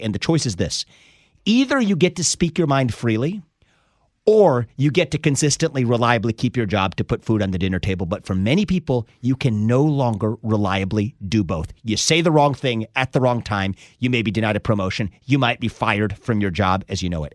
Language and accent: English; Cincinnati, Ohio, United States; I was born in Cincinnati, Ohio